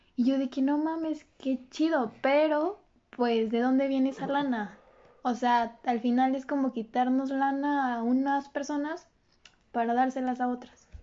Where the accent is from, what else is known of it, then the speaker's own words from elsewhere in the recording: Mexico; somos el futuro de México